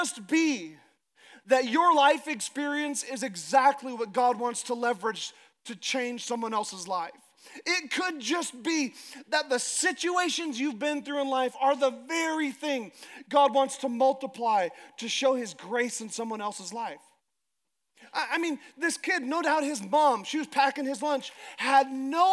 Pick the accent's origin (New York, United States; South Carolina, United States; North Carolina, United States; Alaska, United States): Alaska, United States; I'm from Alaska